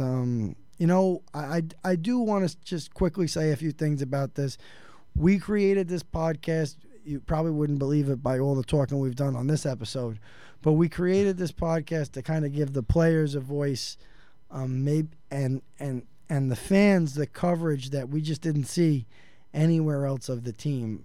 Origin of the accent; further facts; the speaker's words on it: New York City, New York, United States; I'm from New York City